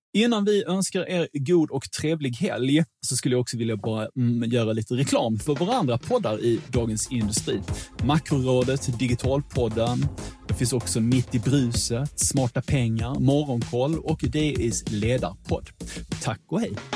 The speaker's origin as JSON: {"language": "Swedish", "country": "Sweden"}